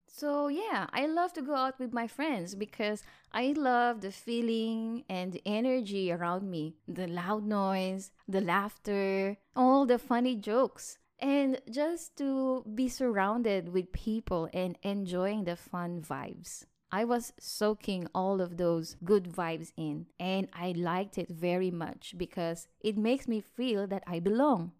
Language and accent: English; Philippines; moved away as an adult; now in Malaysia; I'm from the Philippines and I moved to Malaysia in two thousand sixteen for better work opportunities